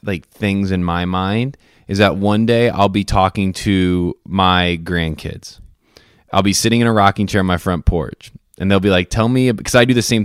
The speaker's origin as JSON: {"language": "English", "region": "Indiana", "country": "United States", "said": "I'm from Indiana"}